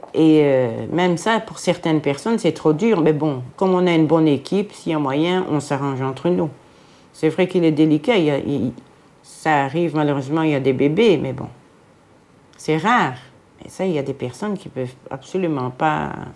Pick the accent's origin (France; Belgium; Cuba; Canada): Belgium; Jette, Brussels-Capital Region; je viens de Jette, de Bruxelles, une ancienne Jettoise.